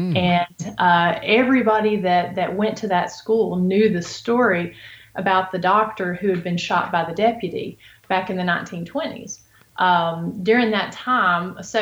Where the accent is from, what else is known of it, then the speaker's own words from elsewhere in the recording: Appalachian Mountains, United States; now in Robbins, United States; I grew up in the Appalachian Mountains